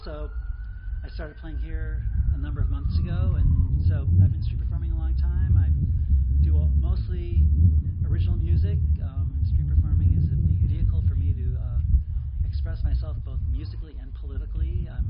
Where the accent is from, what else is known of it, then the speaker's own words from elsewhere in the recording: Chicago, Illinois, United States; now in Seattle, United States; I'm originally from Chicago.